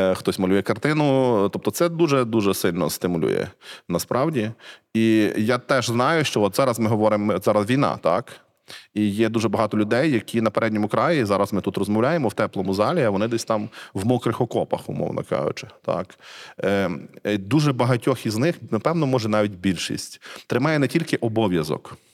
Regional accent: Cherkasy Oblast, Ukraine; я не з Львова, я з Черкащини. Я рідний з Черкаської області

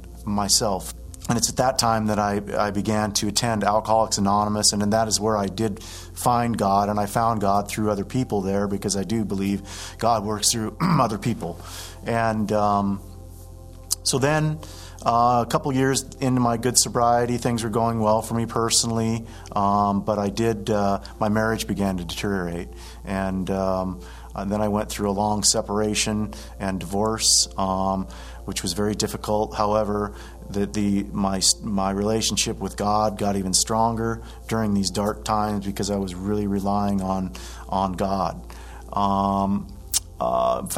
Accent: Washington, United States; moved away as an adult; now in Oregon, United States; I grew up in Washington

